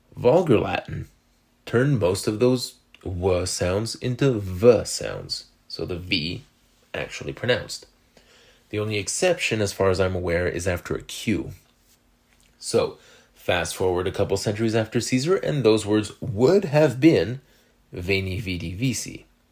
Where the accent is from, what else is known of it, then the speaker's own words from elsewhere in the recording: Canada; accent: French Canadian; French Canadians like myself